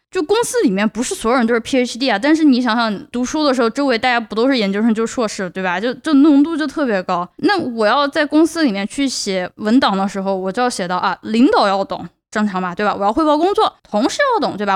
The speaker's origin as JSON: {"language": "Chinese", "country": "China", "accent": "Chinese accent", "first_language": "Chinese", "moved": "as an adult", "lives_now": "United States", "said": "我是从中国来的，我有中， 我有中国口音，我有中国口音，我有中国口音"}